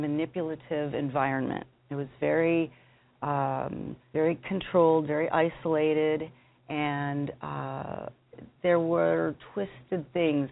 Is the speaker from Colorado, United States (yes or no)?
yes; Denver, Colorado, United States; I'm from Denver, Colorado